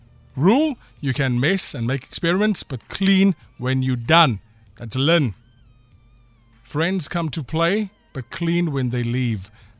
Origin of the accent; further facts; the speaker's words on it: Zimbabwe; I'm British, Zimbabwean.